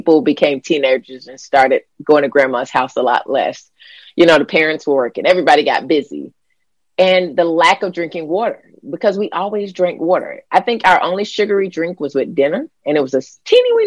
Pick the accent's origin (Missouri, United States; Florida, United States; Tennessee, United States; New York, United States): Florida, United States; growing up in Florida where I grew up